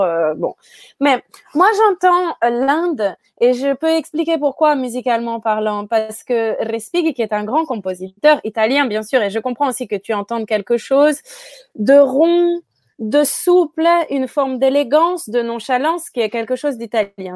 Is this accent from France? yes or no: yes; France; moi je suis française